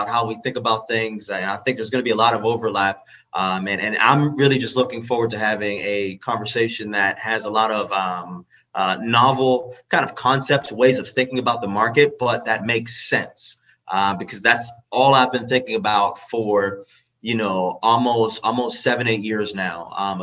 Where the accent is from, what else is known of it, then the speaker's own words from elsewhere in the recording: Pittsburgh, Pennsylvania, United States; I'm from Pittsburgh.